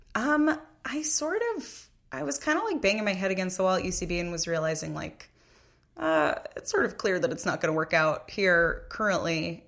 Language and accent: English; Massapequa, New York, United States; I'm from Massapequa, Long Island, New York